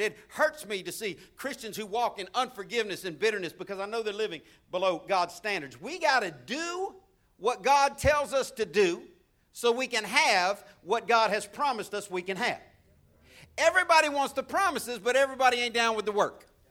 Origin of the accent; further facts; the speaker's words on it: Florida, United States; as a kid growing up in Florida